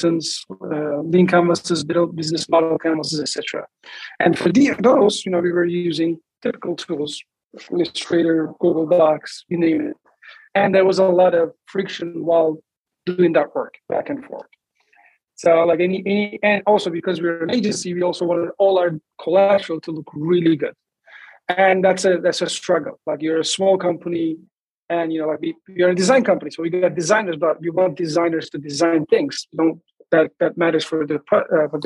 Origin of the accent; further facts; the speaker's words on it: Istanbul, Turkey; moved away as an adult; now in Los Angeles, United States; I'm originally from Turkey, Istanbul, and I moved to LA in 2003